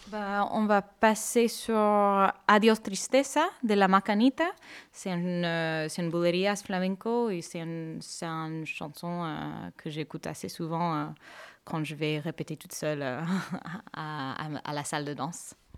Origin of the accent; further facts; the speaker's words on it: Canada; moved away as an adult; also born or lived in Seville; now in Bordeaux, France; je suis d'origine canadienne. Je suis canadienne, mais d'origine indienne et malaisienne. Et j'habite à Bordeaux depuis 7 ans.